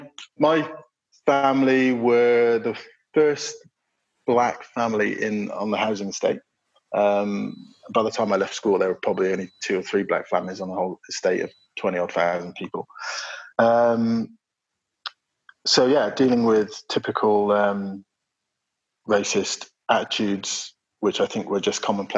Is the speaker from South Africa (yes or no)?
no; Bristol, South West England, United Kingdom; I was born in Bristol, so I'm sort of southwest based climber